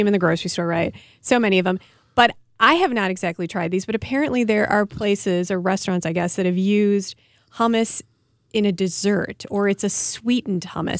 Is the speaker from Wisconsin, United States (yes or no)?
yes; Milwaukee, Wisconsin, United States; I come from Milwaukee